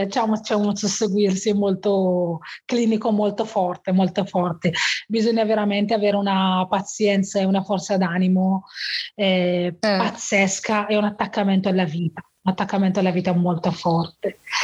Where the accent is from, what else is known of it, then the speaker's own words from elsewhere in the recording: Morocco; now in Bergamo, Italy; sono nata in Marocco e ho, vita, ho, avuto un'infanzia semplice, come quella dei miei bambini, dei bambini del mio villaggio